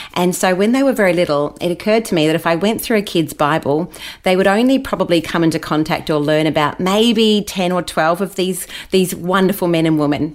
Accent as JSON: {"language": "English", "town": "Brisbane", "region": "Queensland", "country": "Australia", "tie": "born or raised there", "also_born_or_lived": "Wellington, New Zealand", "lives_now": "Gold Coast, Australia", "said": "mum and dad decided to move us over here when I was about eight. So I've spent almost all my life in Australia."}